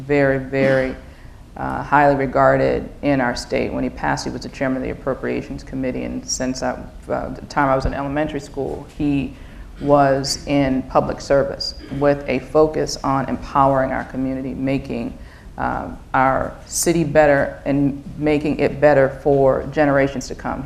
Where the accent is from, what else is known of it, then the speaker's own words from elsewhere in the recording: Baltimore, Maryland, United States; I grew up in Northwest Baltimore, the daughter of a pediatrician